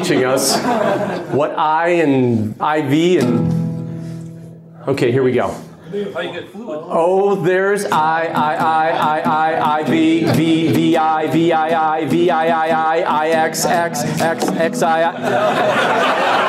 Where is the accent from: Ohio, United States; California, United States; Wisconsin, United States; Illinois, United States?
Ohio, United States; Parma; also born or lived in Garfield Heights, Ohio / Nashville, Tennessee; 72, we moved to Parma, where I learned my Polish that I just shared with you a little while ago. I grew up in Parma, graduated from Normandy High School